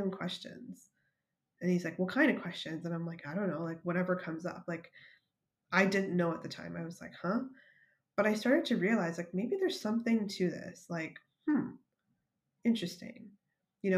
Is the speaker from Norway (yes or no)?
no; Canada; moved away as an adult; now in United States; I'm Canadian